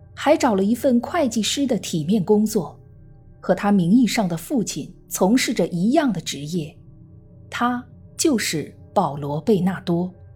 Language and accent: Chinese; China; 我们中国人